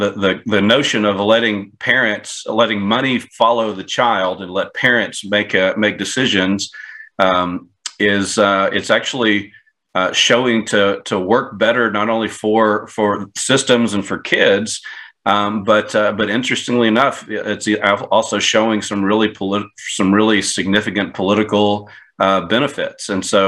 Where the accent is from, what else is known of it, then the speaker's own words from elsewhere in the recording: Texas, United States; now in Atlanta, United States; so I'm originally from Texas. I live in Atlanta, Georgia now.